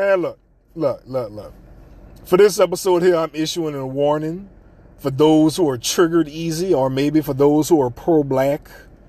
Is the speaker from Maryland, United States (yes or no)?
no; New Orleans, Louisiana, United States; the mouth of the South, where no one believes I'm from New Orleans because I talk different.